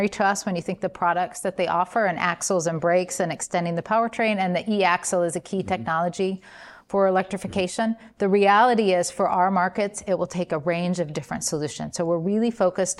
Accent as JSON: {"language": "English", "town": "Columbus", "region": "Indiana", "country": "United States", "tie": "born or raised there", "said": "Growing up in Columbus, Indiana"}